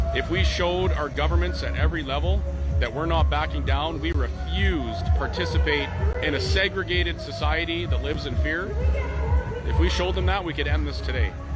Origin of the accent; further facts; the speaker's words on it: Canada; As a Canadian